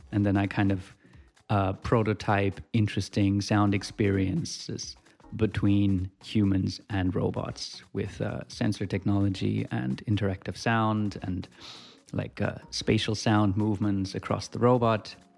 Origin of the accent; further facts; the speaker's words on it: Germany; moved away as an adult; also born or lived in Switzerland; now in Australia; No, I grew up in Germany and finished high school there. And then moved to Switzerland to do a university degree in electronic music. And now I'm in Australia at the moment.